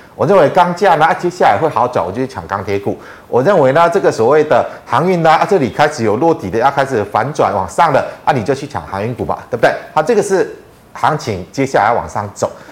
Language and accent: Chinese; Taiwan; 我们台湾人去中国，去观光旅游